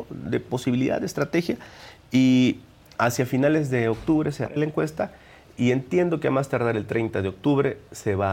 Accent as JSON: {"language": "Spanish", "town": "Minatitlán", "region": "Veracruz", "country": "Mexico", "tie": "born or raised there", "said": "de Minatitlán, el sur del estado."}